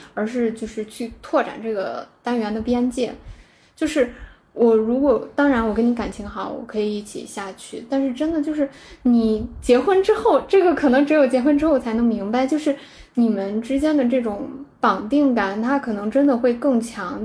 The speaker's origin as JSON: {"language": "Chinese", "country": "China", "said": "我们中国人说， 就是你们结婚是两个家庭的结合"}